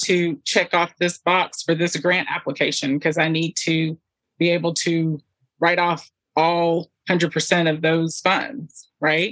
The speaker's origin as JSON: {"language": "English", "region": "Southwest Louisiana", "country": "United States", "also_born_or_lived": "Nigeria", "said": "we're from the South. This is Southwest Louisiana"}